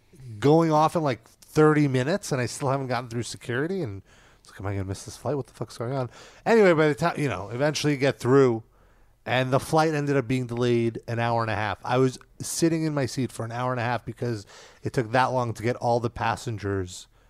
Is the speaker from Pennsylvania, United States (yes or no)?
no; New York, United States; Where are you from? And then I was like, oh, New York.